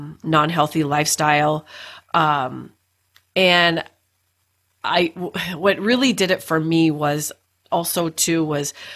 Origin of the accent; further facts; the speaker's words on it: Duluth, Minnesota, United States; we were both born and raised in Duluth, Minnesota.